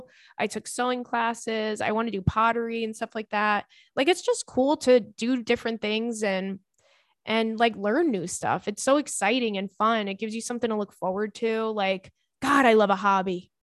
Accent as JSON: {"language": "English", "country": "Brazil", "moved": "as an adult", "lives_now": "Canada", "said": "I moved to Canada last year. I'm from Brazil. I'm from Brazil for my master's and I love it here, but moving to a different country alone and starting everything from scratch is not easy at all."}